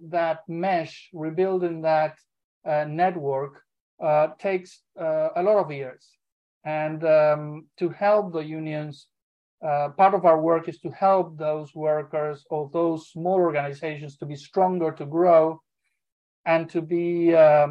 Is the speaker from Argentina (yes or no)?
yes; Argentina; moved away; I am originally from Argentina, originally an aviation worker, an aviation union leader